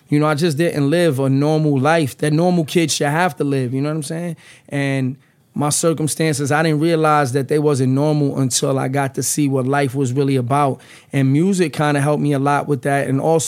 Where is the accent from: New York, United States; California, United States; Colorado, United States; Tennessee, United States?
New York, United States; New York City; now in New Jersey, United States; I'm from the Lower East Side. I grew up in the Lower East Side, but I reside in Jersey, man.